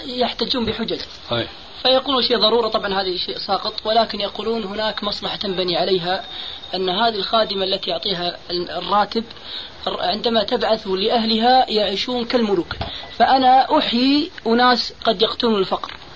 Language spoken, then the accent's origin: Arabic; Kuwait; الشباب المسلم بخاصة عندنا في الكويت